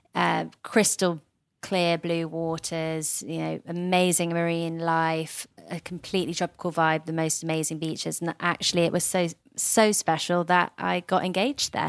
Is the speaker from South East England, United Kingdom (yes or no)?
yes; Surrey, West Sussex border, South East England, United Kingdom; accent: British; I grew up on the Surrey, West Sussex border